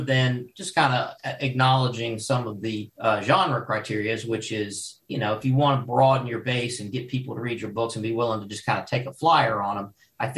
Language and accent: English; Louisville, Kentucky, United States; moved away as an adult; also born or lived in Paducah, Kentucky / western US; I grew up in, I was born in Paducah and I was raised in Louisville.